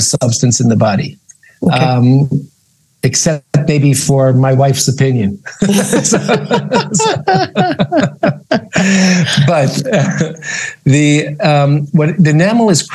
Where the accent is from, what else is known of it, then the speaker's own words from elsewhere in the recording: New York, United States; moved away as an adult; now in Israel; I grew up in New York, but I've been living in Israel lately